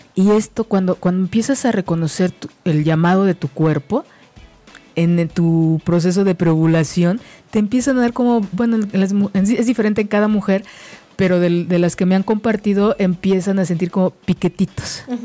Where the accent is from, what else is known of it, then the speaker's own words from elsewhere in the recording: Mexico; la cultura que, tenemos como mexicanos